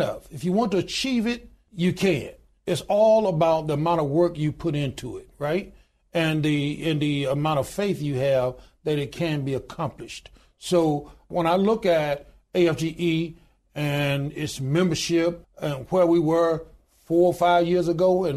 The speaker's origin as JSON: {"language": "English", "town": "Goodwater", "region": "Alabama", "country": "United States", "tie": "born or raised there", "said": "I was born in a little small town in Goodwater, Alabama, population 1,292"}